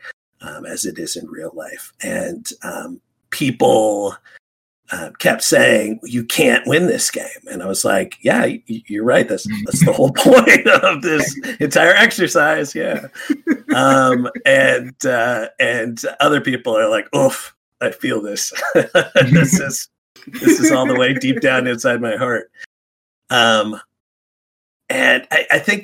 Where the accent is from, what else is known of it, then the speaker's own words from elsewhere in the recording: Alaska, United States; first language English; also born or lived in West Coast; growing up in Alaska, where I did